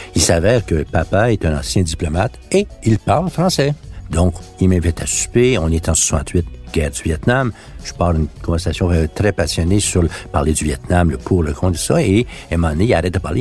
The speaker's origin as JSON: {"language": "French", "region": "Quebec", "country": "Canada", "first_language": "French", "said": "je suis un Canadien, je suis pas un Québécois pour eux"}